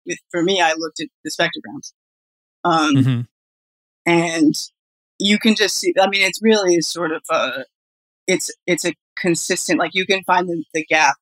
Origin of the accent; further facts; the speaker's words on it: Colorado, United States; I'm from Colorado